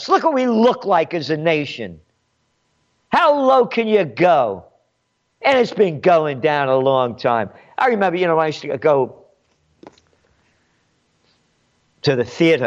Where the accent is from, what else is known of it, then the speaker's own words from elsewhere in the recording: United States; I'm an American. My blood is Italian. My heart is American.